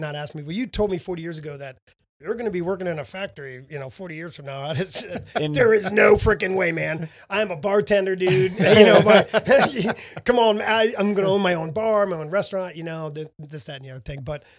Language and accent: English; Illinois, United States; also born or lived in Fort Meade, Maryland / Morocco / London, England; I grew up in Illinois.